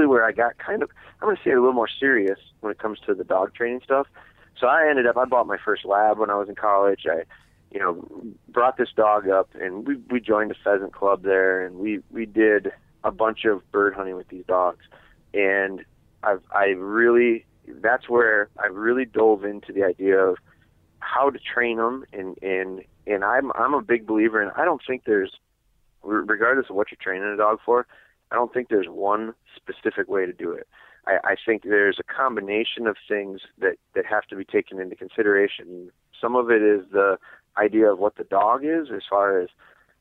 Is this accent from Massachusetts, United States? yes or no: no; Wisconsin, United States; I'm from Wisconsin